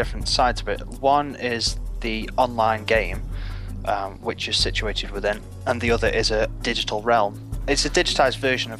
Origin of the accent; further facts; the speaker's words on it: Stoke-on-Trent, West Midlands, United Kingdom; Stoke-on-Trent, which is an ex-industrial town with very little work.